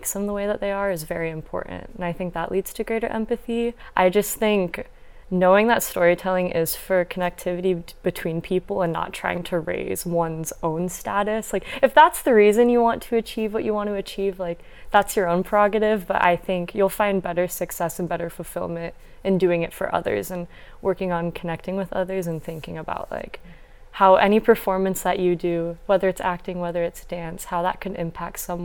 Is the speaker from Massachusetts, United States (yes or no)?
no; Northwest Iowa, United States; moved away as an adult; now in Los Angeles, United States; I'm originally from Northwest Iowa, so very different from